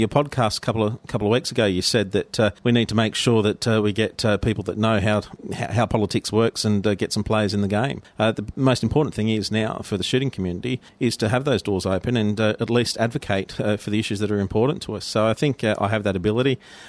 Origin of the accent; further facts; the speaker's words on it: Sydney, New South Wales, Australia; also born or lived in Mudgee; Yeah, so I grew up in Western Sydney and also out in the country, out Mudgee Way. So I've had a bit of an experience from city life and country life as well.